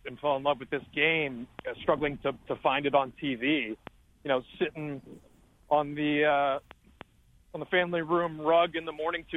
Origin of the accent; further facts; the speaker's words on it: Westport, Connecticut, United States; moved away as an adult; I ended up in the town that I grew up in. It's up streets of Westport, Connecticut